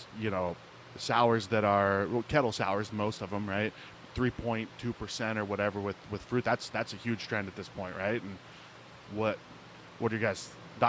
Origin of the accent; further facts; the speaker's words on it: Ohio, United States; I grew up in Ohio.